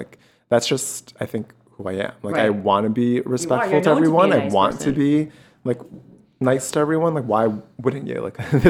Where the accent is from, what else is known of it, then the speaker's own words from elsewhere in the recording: New York City, New York, United States; moved away as an adult; now in Los Angeles, United States; I was born and raised in Queens.